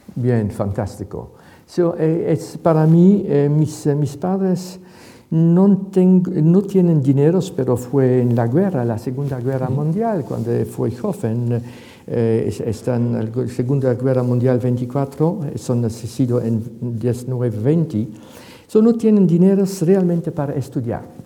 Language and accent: Spanish; Ghent, Flanders, Belgium; Spanish is a second language; now in Madrid, Spain; Comencé mi infancia en Gante